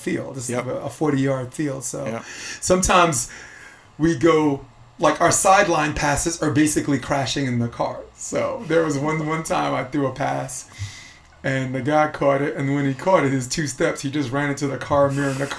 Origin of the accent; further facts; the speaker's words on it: New York City, New York, United States; moved away as an adult; now in Hermosa Beach, United States; when I grew up in Brooklyn, Flatbush Avenue